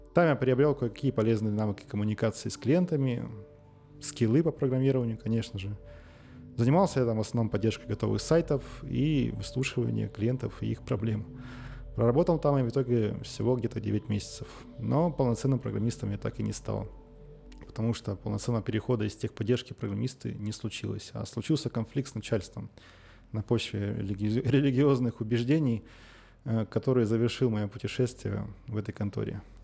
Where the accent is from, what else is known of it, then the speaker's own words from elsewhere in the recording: Nizhnyaya Salda, Sverdlovsk Oblast, Russia; я родился и живу в Свердловской области. Мой родной город Нижняя Салда